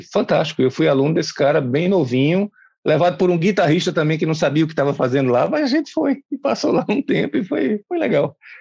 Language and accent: Portuguese; Recife, Pernambuco, Brazil; eu comecei gurizinho numa escola chamada Padre Donino, no bairro de Casa Forte, eu sou pernambucano